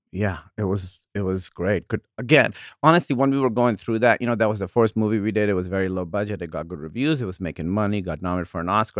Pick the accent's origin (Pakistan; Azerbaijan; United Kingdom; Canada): Pakistan; moved away as an adult; also born or lived in Iowa / Chicago; now in United States; growing up in Pakistan